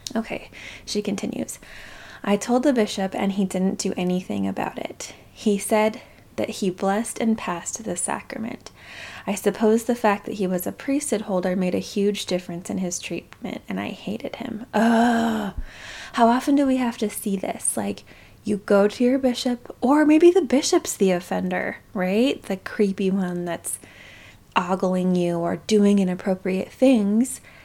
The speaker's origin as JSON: {"language": "English", "region": "Utah", "country": "United States", "tie": "born or raised there", "said": "growing up in Utah County, Utah"}